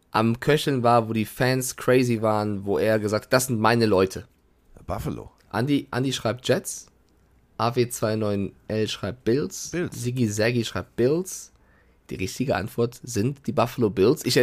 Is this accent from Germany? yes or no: yes; Frankfurt, Hesse, Germany; Nein, ich als, als Frankfurter sag zu 1000 Taui und nicht Mille